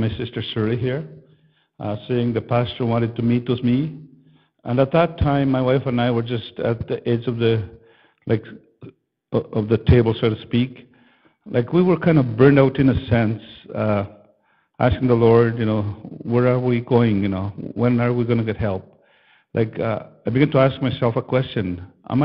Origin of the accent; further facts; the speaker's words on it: Fairford, Manitoba, Canada; I come from Fairford, Manitoba.